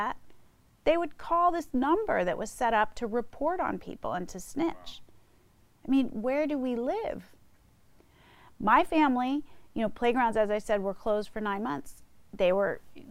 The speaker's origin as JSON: {"language": "English", "region": "East Coast", "country": "United States", "also_born_or_lived": "South Bay, California / San Francisco, California", "moved": "yes", "said": "I'm from the East Coast"}